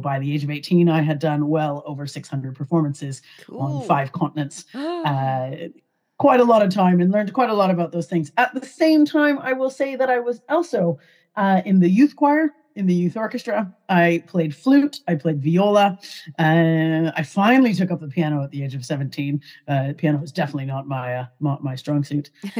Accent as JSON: {"language": "English", "town": "Calgary", "region": "Alberta", "country": "Canada", "tie": "born or raised there", "said": "I grew up in Canada, in Calgary, Alberta."}